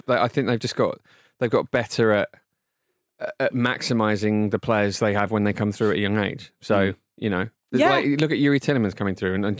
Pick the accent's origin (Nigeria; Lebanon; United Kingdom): United Kingdom; England; as an Englishman